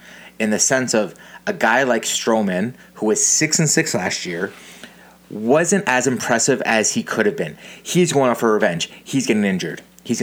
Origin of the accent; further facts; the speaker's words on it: Canada; We're Canadian.